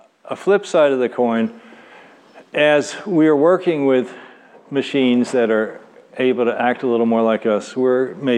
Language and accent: English; Louisville, Kentucky, United States; moved away as an adult; I grew up in Louisville, Kentucky